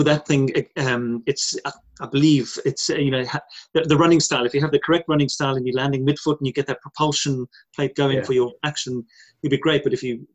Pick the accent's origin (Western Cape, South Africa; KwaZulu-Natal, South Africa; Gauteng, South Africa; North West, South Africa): KwaZulu-Natal, South Africa; moved away as an adult; now in United Kingdom; I grew up in South Africa. I've been here over 22 years in the UK